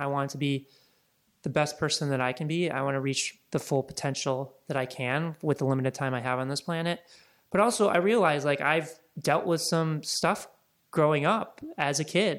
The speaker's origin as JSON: {"language": "English", "region": "Midwest", "country": "United States", "tie": "born or raised there", "also_born_or_lived": "Laguna Beach", "lives_now": "Los Angeles, United States", "said": "But to me, like growing up in the Midwest, and then I lived in Laguna for about 3.5-4 years, living on the ocean and being in the water is just extremely peaceful."}